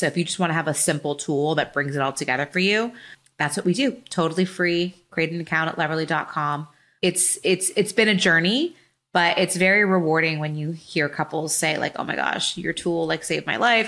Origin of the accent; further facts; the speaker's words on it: Los Angeles, California, United States; grew up in L A, when to U S C, fight on. So born and raised in Southern California